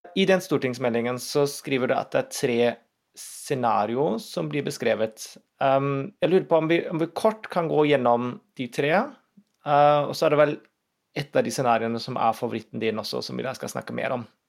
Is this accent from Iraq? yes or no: no; Berlin, Germany; now in Norway; Jeg er jo født og oppvokst i Tyskland, i Berlin.